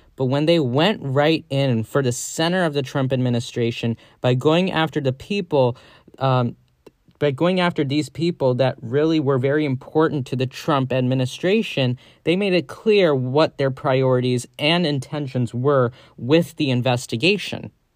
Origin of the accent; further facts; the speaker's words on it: United States; as an American